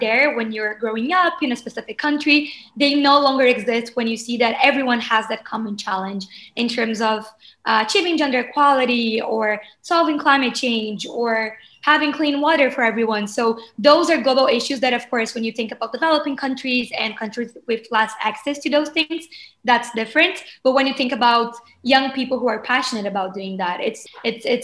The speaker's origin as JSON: {"language": "English", "town": "Porto Alegre", "region": "Rio Grande do Sul", "country": "Brazil", "tie": "born or raised there", "moved": "as an adult", "lives_now": "Rio de Janeiro, Brazil", "said": "I am from Brazil, born and raised in Porto Alegre, which is a city in the south of Brazil."}